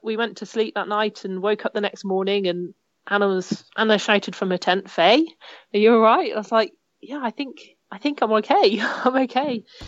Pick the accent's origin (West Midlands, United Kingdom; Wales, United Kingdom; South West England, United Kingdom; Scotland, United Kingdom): South West England, United Kingdom; Cornwall; I grew up in Cornwall